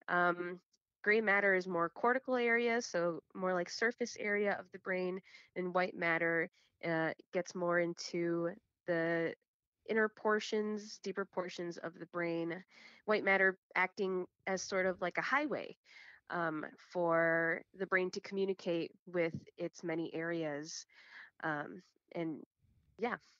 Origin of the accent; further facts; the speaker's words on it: Chicago, Illinois, United States; I'm born and raised in Chicago, uh, Illinois, but my family and everyone before me is from Guatemala